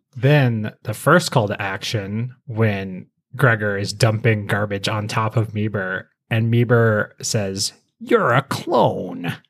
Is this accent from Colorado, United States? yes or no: yes; Colorado, United States; I grew up in Colorado